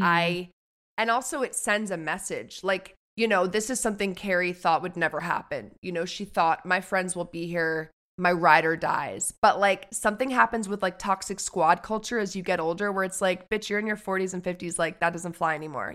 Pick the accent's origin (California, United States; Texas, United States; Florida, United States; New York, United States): New York, United States; New York City; I grew up on the Upper West Side